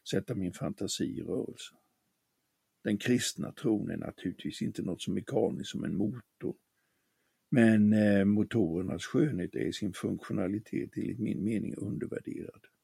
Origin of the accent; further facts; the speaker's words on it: Småland, Sweden; I min hemstad på det småländska höglandet fanns det i en bilskolas skyltfönster en modell av en fyrcylindrig bilmotor.